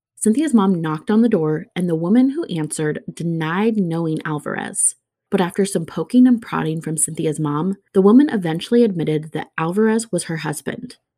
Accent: Pacific Northwest, United States; my hometown, the Pacific Northwest.

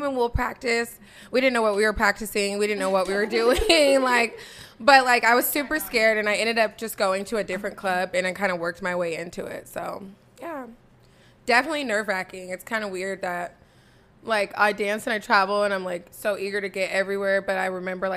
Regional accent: Tacoma, Washington, United States; I'm from Tacoma, Washington, born and raised

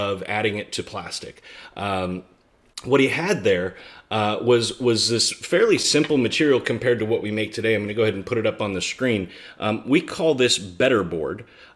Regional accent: United States; I'm an American millennial

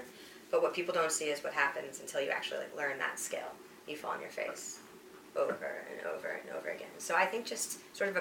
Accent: outside of Chicago, Midwest, Illinois, United States; I grew up in the Midwest, outside of Chicago, in a big sort of suburban town.

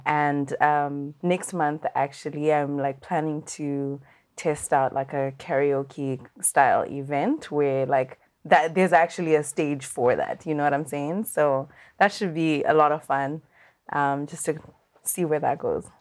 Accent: Zimbabwe; I'm from Zimbabwe

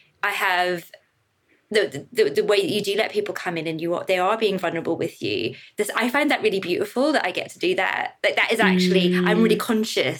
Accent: Northern Ireland, United Kingdom; moved away as an adult; also born or lived in England; now in London, United Kingdom; I grew up in Northern Ireland, you know, 80s, 90s.

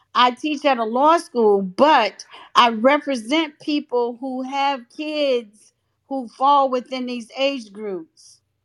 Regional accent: North Carolina, United States; I'm from North Carolina

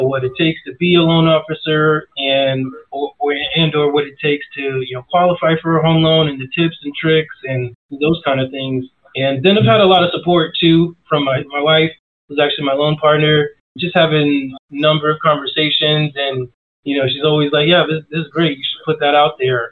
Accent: New York City, New York, United States; moved away as an adult; now in Phoenix, United States; I'm from New York originally, been living in Phoenix for, almost 18 years now

